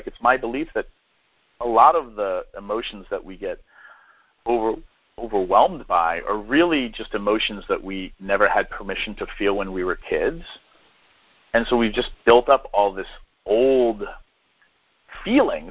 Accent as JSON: {"language": "English", "region": "New Hampshire", "country": "United States", "tie": "born or raised there", "said": "I grew up in New Hampshire, so, you know, that was part of my growing up"}